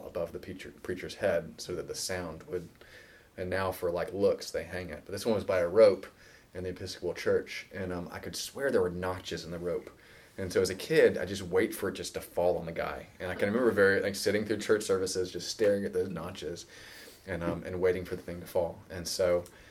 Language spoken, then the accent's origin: English; Virginia Beach, Virginia, United States; I grew up in Virginia Beach, Virginia, right towards the coast